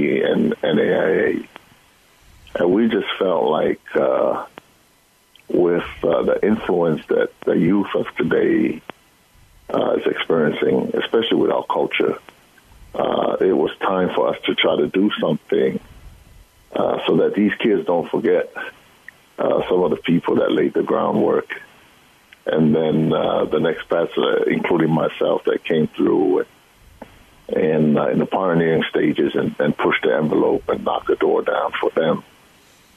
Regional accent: Hawaii, United States; growing up in Hawaii

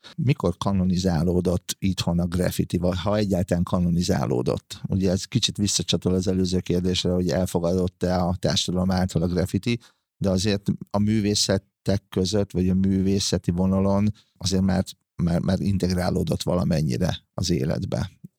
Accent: Hungary; még gyerekkoromban, vagyis abban a korban nőttem fel, amikor a graffiti bűn volt, ö, Magyarországon

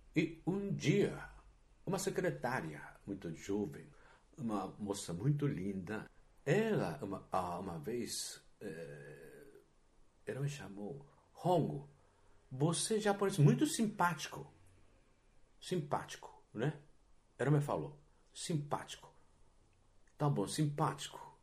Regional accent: Japan; Portuguese is a second language; moved away as an adult; now in Brazil; como eu era japonês, como eu sou japonês

